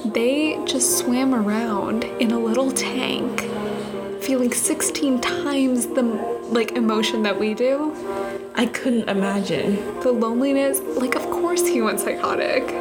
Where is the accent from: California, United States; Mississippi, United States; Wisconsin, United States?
California, United States; I'm from California.